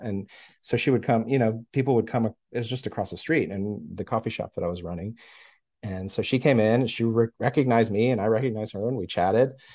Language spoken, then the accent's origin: English; Houston, Texas, United States; also born or lived in New York; now in Austin, United States; I was born in New York. My family was born in New York, and we moved to Texas in the early nineteen seventies, like nineteen seventy-one, I guess, and I was, like, one and a half